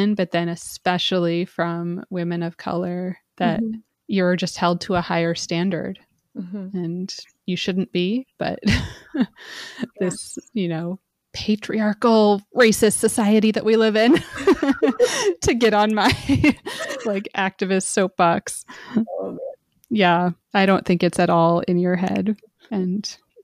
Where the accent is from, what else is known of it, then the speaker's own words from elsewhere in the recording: Montana, United States; moved away; I grew up in Montana